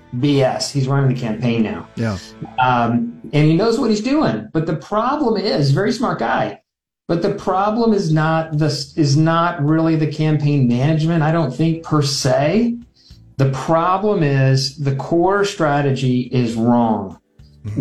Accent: Omaha, Nebraska, United States; I grew up up here in Omaha

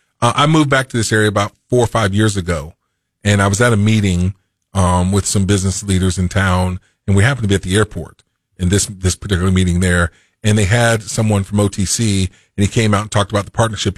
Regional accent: Macomb, Illinois, United States; when I came here from Macomb, Illinois, we had a small community college in our town that was dying

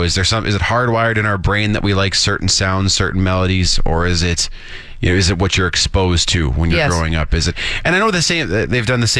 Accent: Saskatchewan, Canada; moved away; growing up in Saskatchewan and how cold it was there

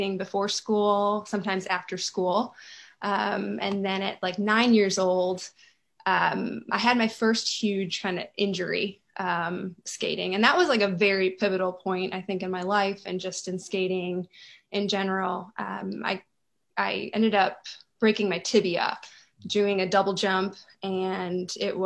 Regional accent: Rockford, Illinois, United States; moved away as an adult; also born or lived in Madison, Wisconsin / Los Angeles; now in Nashville, United States; I grew up in Rockford, Illinois

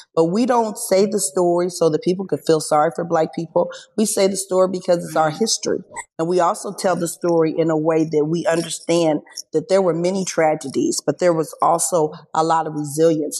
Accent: Springfield, Illinois, United States; I'm in Springfield. I was born and raised in Springfield.

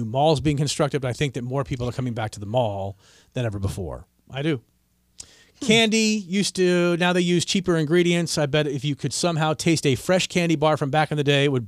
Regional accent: Washington, District of Columbia, United States; also born or lived in Wisconsin; now in East Tennessee, United States; I grew up in Washington, D.C.

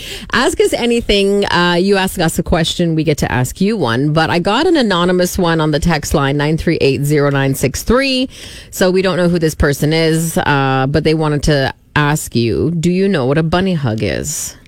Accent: Saskatchewan, Canada; I am from Saskatchewan

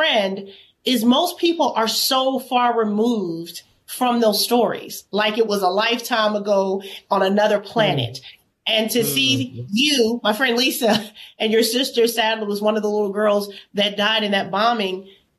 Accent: Birmingham, Alabama, United States; So I live in Birmingham, Alabama. I grew up in Birmingham, Alabama.

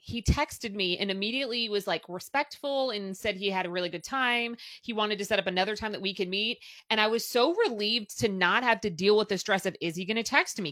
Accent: Louisville, Kentucky, United States; I have stayed here and it happens to be my hometown

